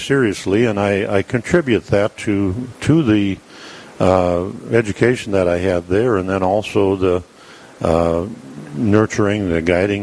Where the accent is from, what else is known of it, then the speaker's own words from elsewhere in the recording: New Hradec, North Dakota, United States; also born or lived in South Heart, North Dakota; now in Dickinson, United States; I grew up in New Radick, North Dakota, in the area